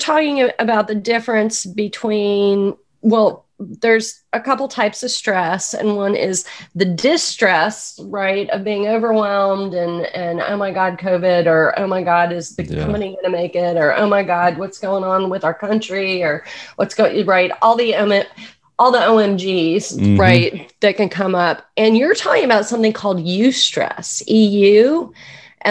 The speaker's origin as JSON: {"language": "English", "town": "Atlanta", "region": "Georgia", "country": "United States", "tie": "born or raised there", "also_born_or_lived": "New York City, New York", "moved": "yes", "lives_now": "Woodstock, United States", "said": "I grew up in Atlanta, Georgia, so the accent is authentic"}